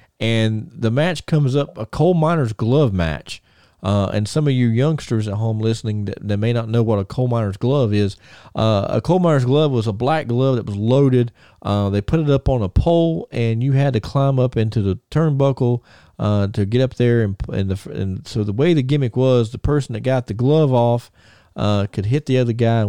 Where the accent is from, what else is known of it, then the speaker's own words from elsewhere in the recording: Thomasville, United States; my hometown of Thomasville